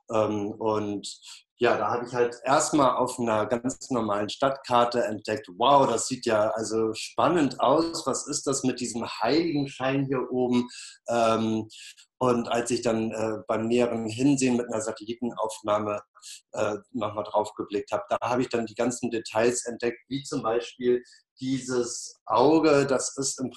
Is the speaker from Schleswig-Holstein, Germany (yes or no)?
yes; Flensburg, Schleswig-Holstein, Germany; now in Berlin, Germany; Äh, ich bin mittlerweile Berliner. Eigentlich komme ich aus Flensburg.